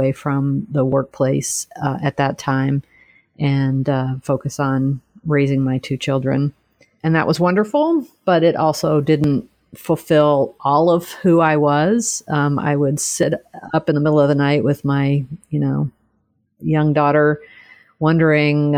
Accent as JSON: {"language": "English", "region": "Texas", "country": "United States", "tie": "born or raised there", "moved": "yes", "said": "I'm originally from Texas, grew up and went to college there"}